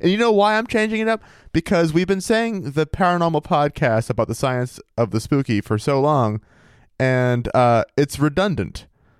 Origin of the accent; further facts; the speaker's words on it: Maine, United States; also born or lived in Minnesota / Missouri / Vermont / New Hampshire; Because like, I've lived in Minnesota, Missouri, Vermont, New Hampshire. I'm actually from Maine originally.